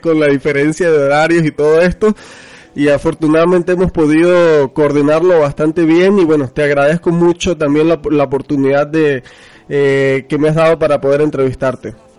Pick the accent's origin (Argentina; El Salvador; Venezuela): Venezuela; now in Mexico; yo soy venezolano, no sé si sabías, vivo en México, pero soy venezolano